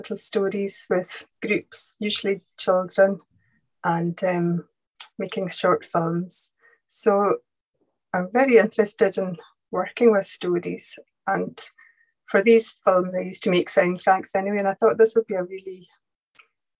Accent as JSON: {"language": "English", "area": "Lewis, Outer Hebrides", "region": "Scotland", "country": "United Kingdom", "tie": "born or raised there", "said": "I was born here and brought up here, and brought up speaking Gaelic as well as English"}